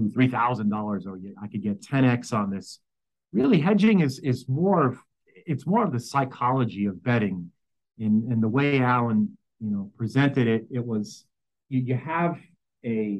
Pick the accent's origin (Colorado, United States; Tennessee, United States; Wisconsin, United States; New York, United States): New York, United States; New York City; born and raised in New York City.